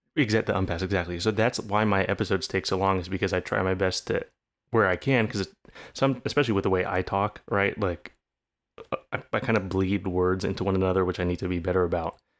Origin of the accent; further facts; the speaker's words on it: California, United States; growing up in California, naturally growing up a bit more left leaning